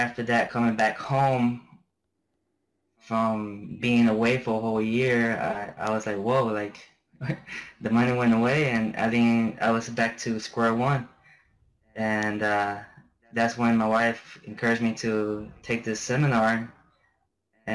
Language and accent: English; Florida, United States; moved away as an adult; also born or lived in Germany / Honduras / Kuwait; now in Afghanistan; I was born and raised in Florida